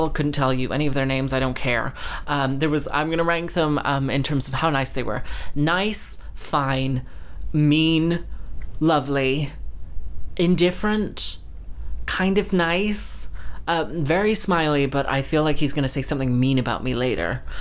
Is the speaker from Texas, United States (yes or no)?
yes; Texas, United States; also born or lived in London; And I was like, yes, I grew up in Texas and, and London.